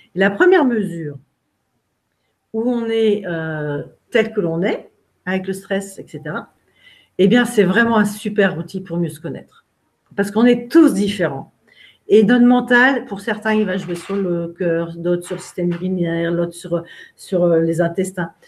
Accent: Brittany, France; moved away; je suis bretonne

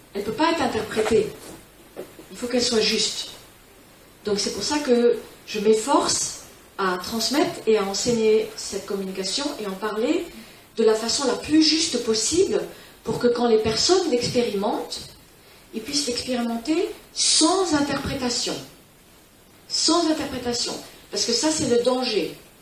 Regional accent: Spain; also born or lived in California; je suis élevée en Espagne

